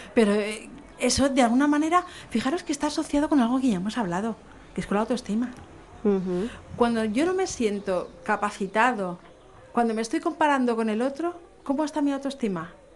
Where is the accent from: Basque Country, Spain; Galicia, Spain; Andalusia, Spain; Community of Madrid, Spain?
Community of Madrid, Spain; Madrid; now in Canary Islands, Spain; yo soy madrileña